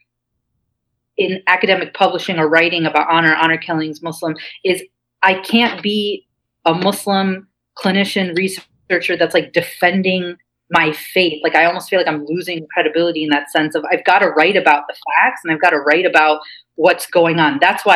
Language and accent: English; Cincinnati, Ohio, United States; moved away as an adult; now in New York, United States; where I grew up in Cincinnati